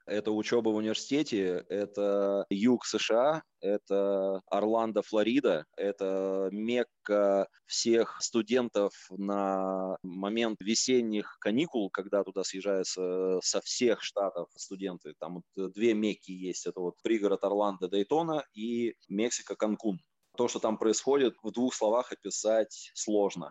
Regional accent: Novosibirsk, Novosibirsk Oblast, Russia; moved away as an adult; also born or lived in United States; Я сам родом из Новосибирска, я покинул родной город, когда мне было 19 лет

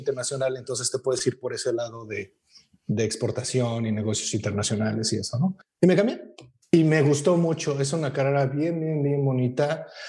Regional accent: Mexico City, Mexico; moved away as an adult; now in British Columbia, Canada; no soy de aquí, soy de México

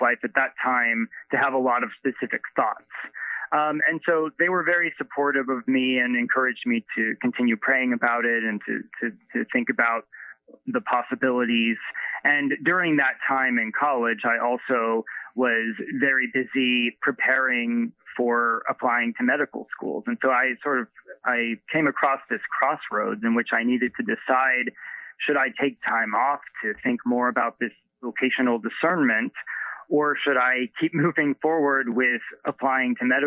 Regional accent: Ohio near Cincinnati, United States; moved away; I grew up in Ohio near Cincinnati. And so I am a fellow Midwesterner, and I can say that Ohio still feels like home to me

